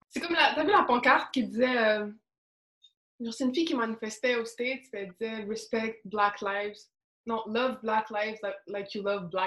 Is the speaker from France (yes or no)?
no; Montreal, Quebec, Canada; Si tu me demandes, je viens d'où, je vais te dire Montréal.